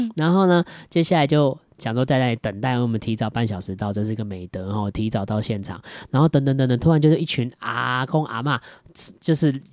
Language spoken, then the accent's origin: Chinese; southern Taiwan, Taiwan; also born or lived in Datong District, Taipei; now in Taipei, Taiwan; 本身我是南部人